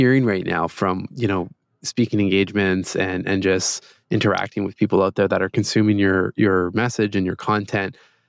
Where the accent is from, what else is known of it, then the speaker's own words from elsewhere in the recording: Toronto, Ontario, Canada; Here from Toronto, Canada.